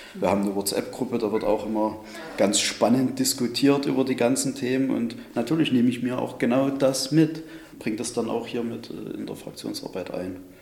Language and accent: German; Chemnitz, Saxony, Germany; Sonnenberg, das ist unser Chemnitzer kreatives Viertel